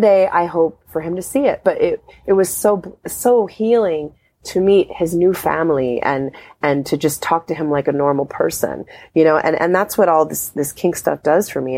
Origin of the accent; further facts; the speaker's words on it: Anchorage, Alaska, United States; I used to be really uptight and conservative growing up in Anchorage, Alaska